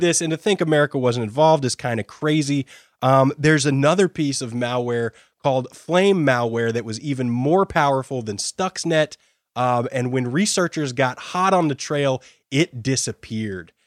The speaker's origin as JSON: {"language": "English", "country": "United States"}